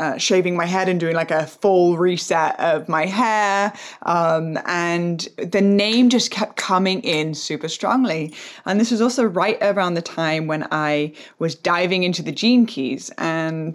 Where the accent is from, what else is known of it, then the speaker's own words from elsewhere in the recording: England, United Kingdom; moved away as an adult; also born or lived in United States; born and raised in England, and then going through like went to America